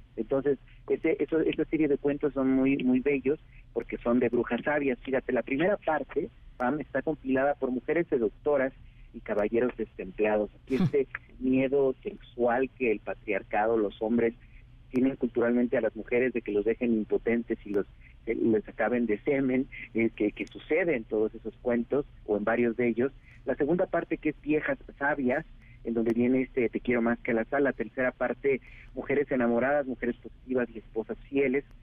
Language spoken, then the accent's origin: Spanish; Oaxaca, Mexico; mi pueblo de Oaxaca